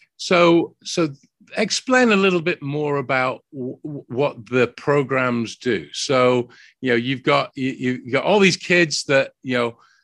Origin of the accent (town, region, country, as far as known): United Kingdom; now in Dallas, United States